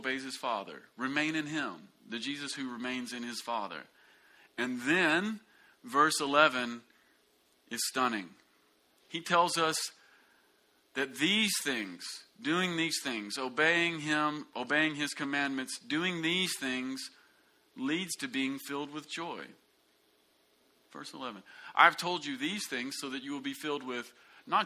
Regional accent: United States; you and I grew up in America

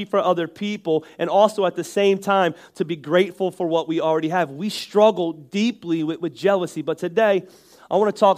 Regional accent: Northeast, United States; I'm from the Northeast and that's just where we talk from.

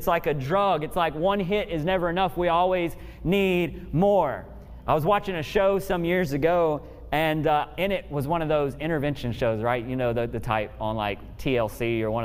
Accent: Memphis, Tennessee, United States; I grew up in Memphis, Tennessee

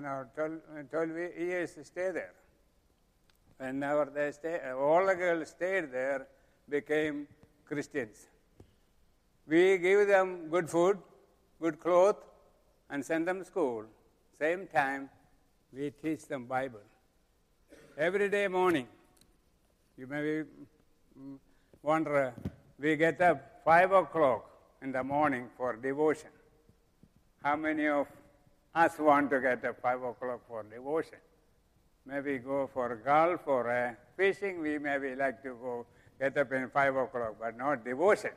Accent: Kerala, India; moved away as an adult; now in Cincinnati, United States; Kentucky state is 3 times bigger than my home state.

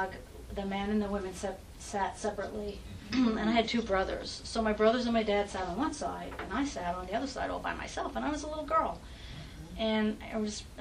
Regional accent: New York, United States; I grew up in New York, so I had a lot of Catholic friends because there's everything in New York

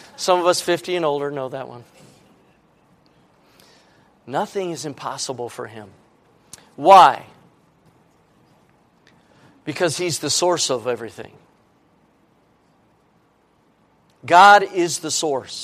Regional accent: United States; I live in America, and I'm an American

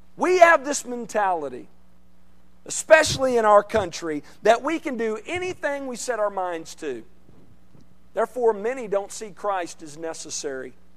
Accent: central Arkansas, United States; moved away; I grew up in, in Arkansas, central part of the state, in central Arkansas

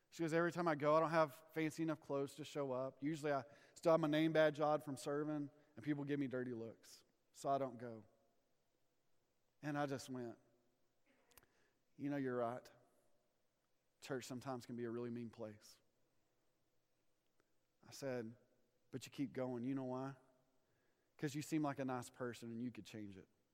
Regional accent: Amarillo, Texas, United States; I'm from Amarillo, Texas

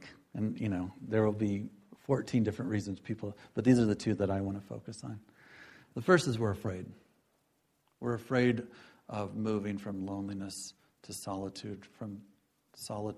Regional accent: Galesburg, Illinois, United States; I grew up in Galesburg, Illinois

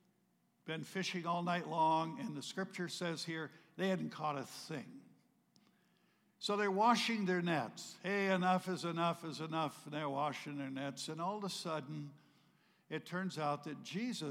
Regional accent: not far from Manchester, Vermont, United States; I grew up in Vermont, not far from Manchester

